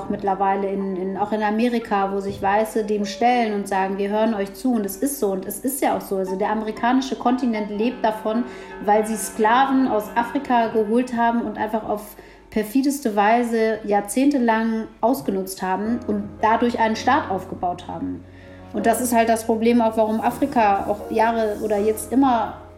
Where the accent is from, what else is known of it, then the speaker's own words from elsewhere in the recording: Ethiopia; born there; Dann sage ich, ja, ich bin in Äthiopien geboren.